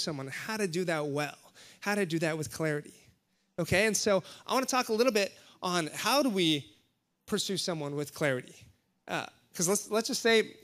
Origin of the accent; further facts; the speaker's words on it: Hawaii, United States; moved away; I'm from Hawaii.